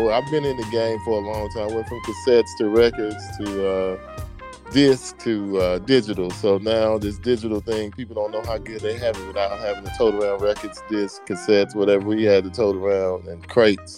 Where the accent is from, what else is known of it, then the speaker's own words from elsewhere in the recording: Mississippi, United States; moved away as an adult; also born or lived in Turkey; I grew up in Mississippi listening to a radio station out of New Orleans